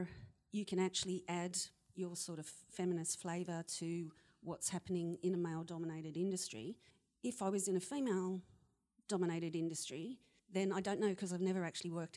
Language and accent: English; Australia; moved away; also born or lived in United Kingdom; I'm Australian and I'm female